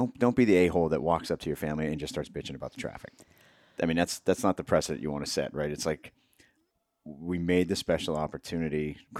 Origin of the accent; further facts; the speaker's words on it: Erie, Pennsylvania, United States; my family, when we were growing up, the town over, I grew up outside of Erie, mm-hmm, in Pennsylvania